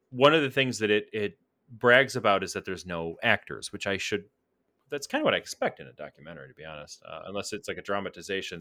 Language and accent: English; United States; as an American